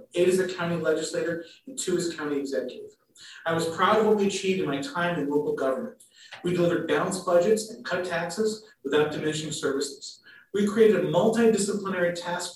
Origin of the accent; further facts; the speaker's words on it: Fredonia, New York, United States; I'm a native of Western New York. I grew up in Fredonia and graduated from Fredonia High School